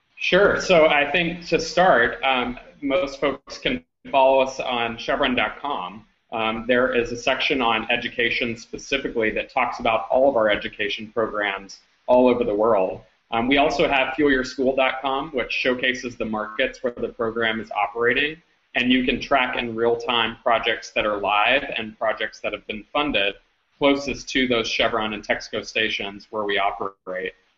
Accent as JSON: {"language": "English", "region": "Louisiana", "country": "United States", "tie": "born or raised there", "said": "I grew up originally in Louisiana"}